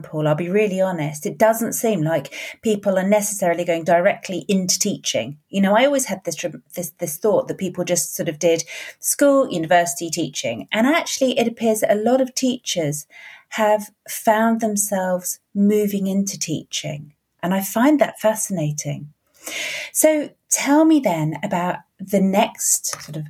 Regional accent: Northern Ireland, United Kingdom; I come from Northern Ireland

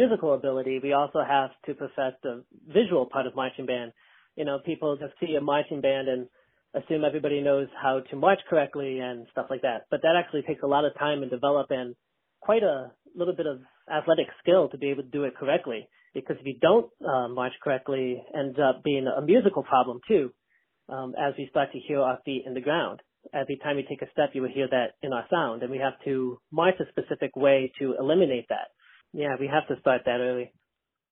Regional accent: Ohio, United States; moved away as an adult; also born or lived in Buffalo, New York / Dallas, Texas; now in Meridian, United States; originally, I'm from Ohio.

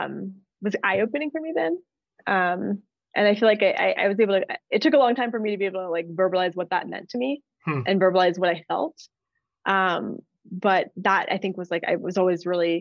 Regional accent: Los Angeles, California, United States; moved away as an adult; also born or lived in San Francisco / New Orleans; now in Denver, United States; I'm from LA. So I grew up in LA, born and raised. And I lived there until I went to college

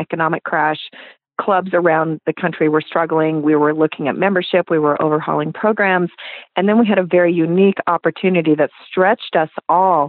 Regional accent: Los Angeles, California, United States; moved away; I grew up in Los Angeles

